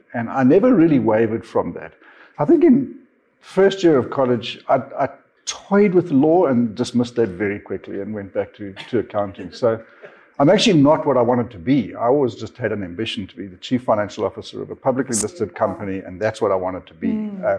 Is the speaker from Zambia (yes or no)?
yes; Zambia; born there; also born or lived in Namibia / South Africa; I was born in Zambia, Didn't spend a lot of time in Zambia, and then moved down to Namibia, lived in Windhoek for a while, and then landed up in South Africa, in Johannesburg